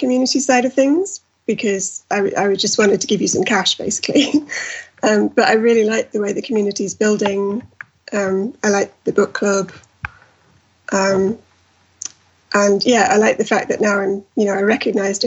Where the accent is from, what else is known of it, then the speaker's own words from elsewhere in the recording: North East England, United Kingdom; now in Manchester, United Kingdom; I'm actually from the Northeast and I'm in the Northwest